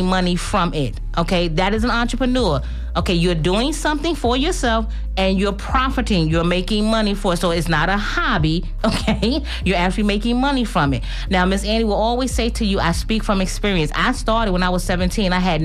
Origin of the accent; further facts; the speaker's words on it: New York, United States; I'm from New York